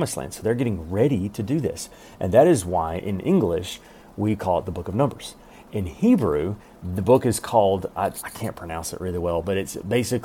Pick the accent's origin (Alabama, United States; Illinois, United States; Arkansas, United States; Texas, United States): Alabama, United States; I'm from Alabama and we don't say anything right